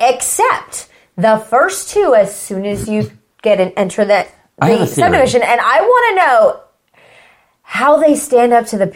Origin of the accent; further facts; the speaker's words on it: Houston, Texas, United States; moved away; where I grew up in Houston, there was a neighborhood called Prestonwood, and I'm talking this is like a 1,000-house neighborhood, massive.